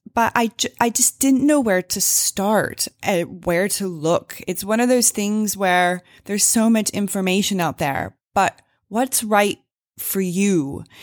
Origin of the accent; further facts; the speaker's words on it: Springfield, Missouri, United States; I am an American, uh, grew up in Springfield, Missouri